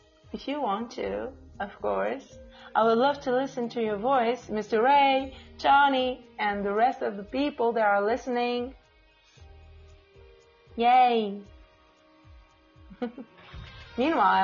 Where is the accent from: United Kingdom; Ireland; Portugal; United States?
Portugal; first language Portuguese; English is a second language; I'm from Portugal. My main language is Portuguese. But I speak English